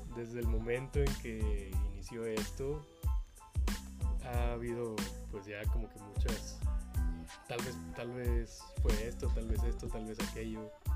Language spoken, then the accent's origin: Spanish; Nuevo León, Mexico; la gente que somos de Nuevo León